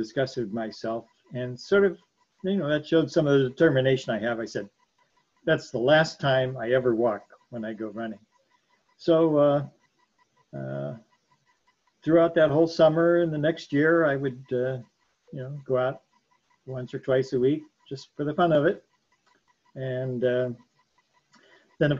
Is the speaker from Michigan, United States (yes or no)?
no; Canton, Ohio, United States; I grew up in Canton, Ohio.